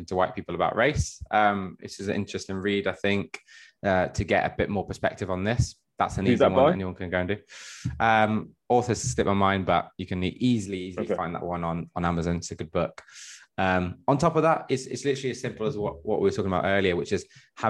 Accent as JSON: {"language": "English", "region": "Midlands", "country": "United Kingdom", "tie": "born or raised there", "said": "I grew up in the Midlands, which isn't the most diverse place in the world"}